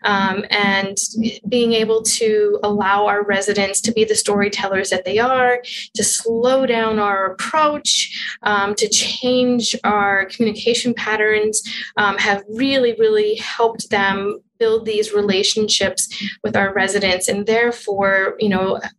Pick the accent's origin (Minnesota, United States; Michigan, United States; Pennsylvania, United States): Pennsylvania, United States; Western; now in Alaska, United States; I'm originally from Western Pennsylvania, about 45 miles northwest of Pittsburgh